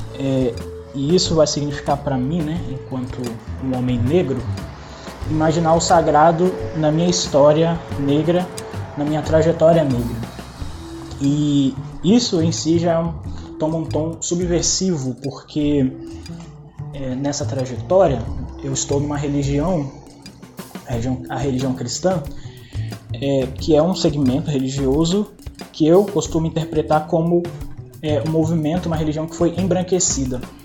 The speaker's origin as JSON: {"language": "Portuguese", "region": "Espírito Santo", "country": "Brazil", "moved": "yes", "said": "sou do Sudeste, especificamente de uma terra chamada Espírito Santo"}